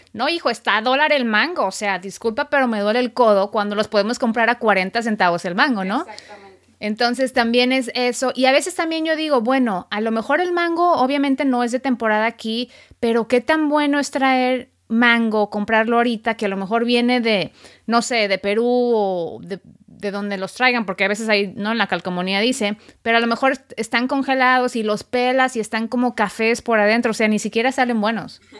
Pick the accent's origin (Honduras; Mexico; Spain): Mexico; now in United States; soy periodista mexicana, radicada en Estados Unidos